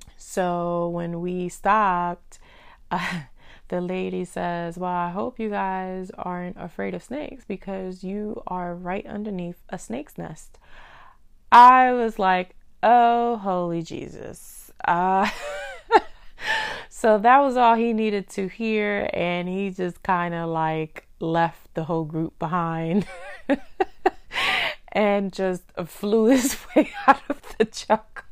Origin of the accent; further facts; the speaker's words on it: Dominican Republic; I'm from Dominican Republic